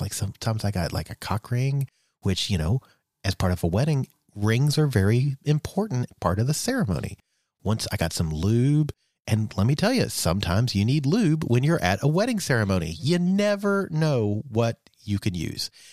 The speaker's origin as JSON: {"language": "English", "country": "United States", "tie": "born or raised there", "said": "growing up for you know us in in the early '80s in the U.S"}